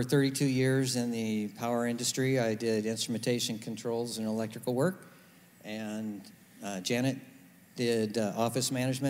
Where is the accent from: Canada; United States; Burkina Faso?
United States; Los Angeles area, California; moved away as an adult; now in Philippines; So we're originally from the Los Angeles area, about 30 miles out of L.A., and we are just ordinary people